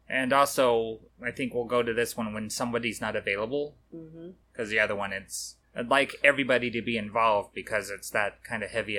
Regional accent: Colorado, United States; I'm from Colorado

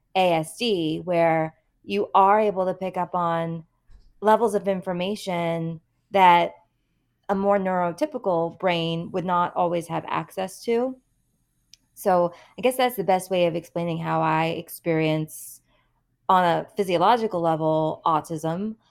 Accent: Massachusetts, United States; also born or lived in New York; growing up in the Massachusetts public school system

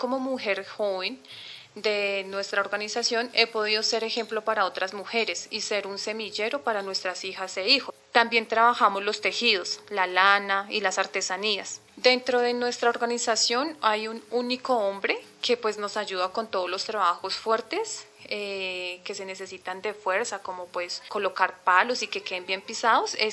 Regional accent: Cuba; soy mujer cubana, soy hija menor de mi mamá … Tengo 26 años

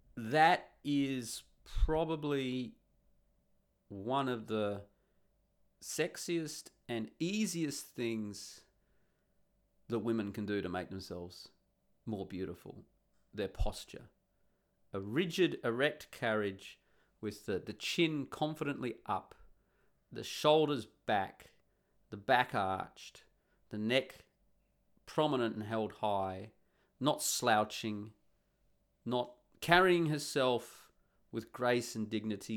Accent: Australia; now in Netherlands; I'm the Australian who's rocked up

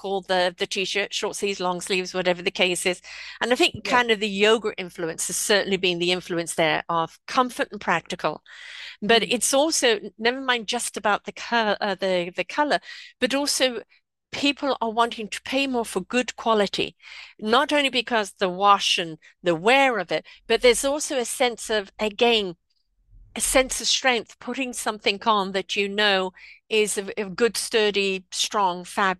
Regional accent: South Africa; now in United States; But I came from South Africa, which, you know, hot countries, right?

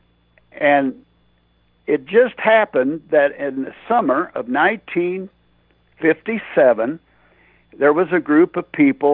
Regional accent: West Baden Springs, Indiana, United States; I got back to West Baden, my hometown

